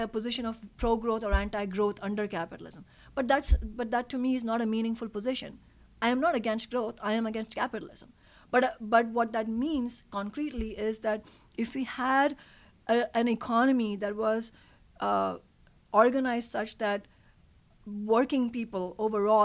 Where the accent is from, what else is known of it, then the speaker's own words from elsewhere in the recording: Mumbai, Maharashtra, India; now in Seattle, United States; I grew up in Mumbai.